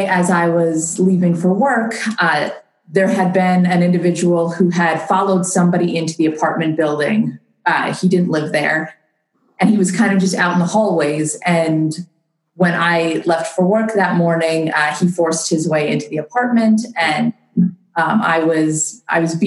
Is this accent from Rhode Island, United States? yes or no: no; Long Island, New York, United States; moved away as an adult; also born or lived in Washington, District of Columbia, United States / Virginia; I grew up in New York on Long Island